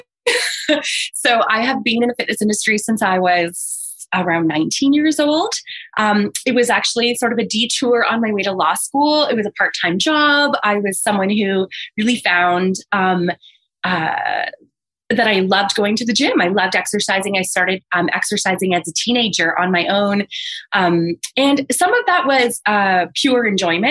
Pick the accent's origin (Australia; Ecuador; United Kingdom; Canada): Canada; Toronto, Ontario; my hometown of Toronto